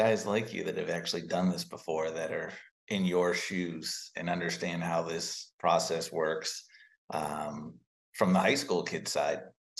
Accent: Williamsburg, Virginia, United States; moved away as an adult; also born or lived in Poughkeepsie, New York; now in San Francisco, United States; I was born and raised in Williamsburg, Virginia

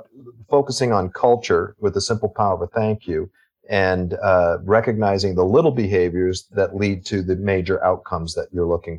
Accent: Texas, United States; now in Calgary, Canada; I grew up in Texas. My father was in the military and Air Force

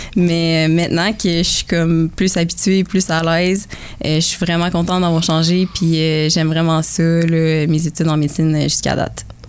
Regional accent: Kingsey Falls, Quebec, Canada; now in Sherbrooke, Canada; je viens du petit village de Kings Falls, dans, les, dans les bois francs

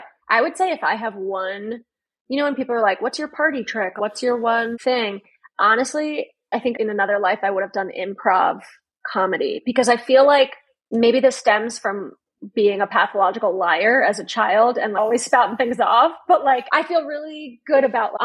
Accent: Connecticut, United States; now in Baltimore, United States; I'm from Connecticut

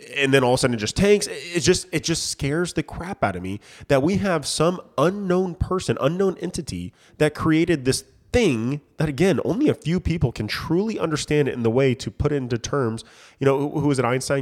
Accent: United States; as a countryman, as an American

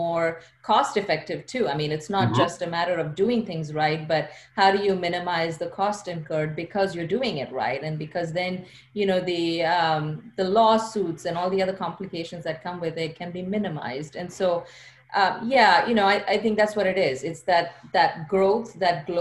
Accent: India; moved away as an adult; also born or lived in China; now in United States; So I'm from India. I grew up in India. I came to the US for graduate school, but I grew up in India.

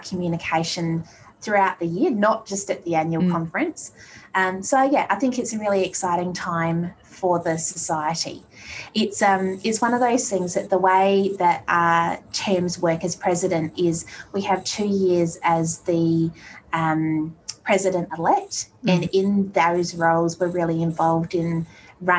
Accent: Australia; also born or lived in Colorado; as an Aussie being used to being by the beach

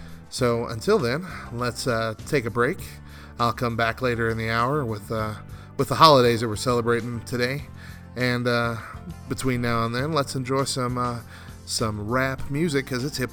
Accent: New Mexico, United States; I come from New Mexico

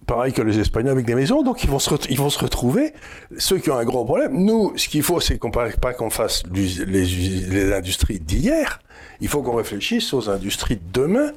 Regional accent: France; je suis français

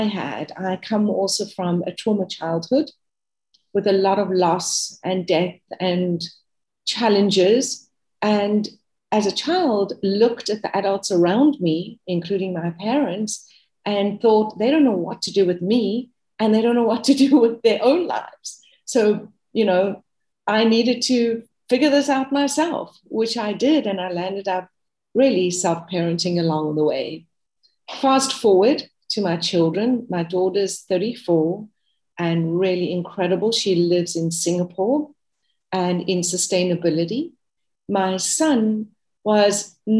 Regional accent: South Africa; moved away as an adult; now in United States; I am South African, and I moved to America 5 years ago.

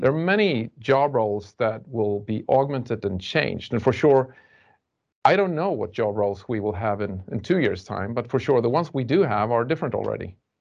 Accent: Sweden; we're from Sweden and we do it in our culture

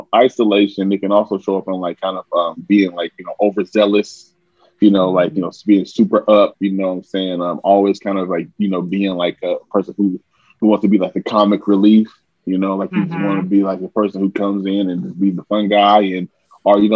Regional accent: Portland, Oregon, United States; I'm from Portland, Oregon

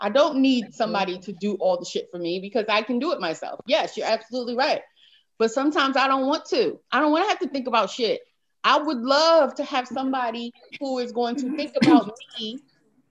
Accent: New York City, New York, United States; Growing up in New York City, Harlem

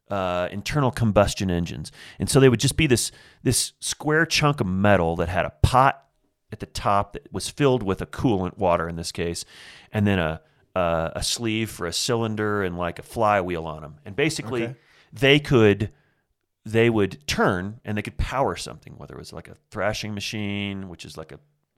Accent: Indiana, United States; So I grew up in Southern Indiana, and you know, Farmville, USA, man. I grew up in the middle of farmland.

